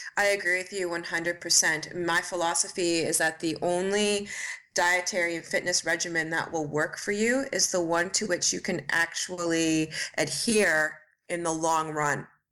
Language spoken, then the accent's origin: English; Ontario, Canada; moved away; also born or lived in Montreal, Canada; I am from Canada. I am from a small town in Ontario originally